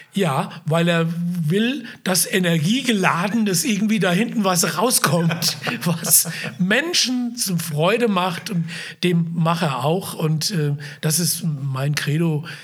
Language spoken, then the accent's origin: German; Wiesbaden, Hesse, Germany; ich bin ja aufgewachsen in Biebrich